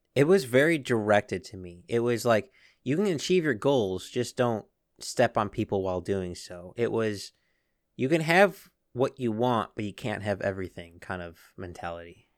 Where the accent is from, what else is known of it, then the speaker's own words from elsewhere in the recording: United States; I'm an American